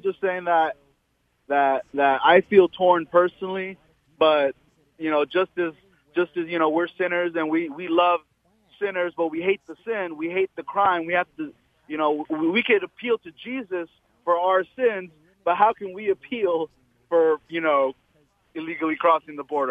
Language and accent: English; United States; I was born here. I was born in the States